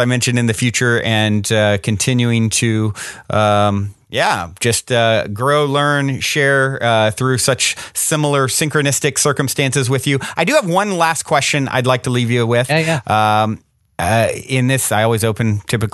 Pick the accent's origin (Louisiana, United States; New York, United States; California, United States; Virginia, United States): Virginia, United States; I grew up in Virginia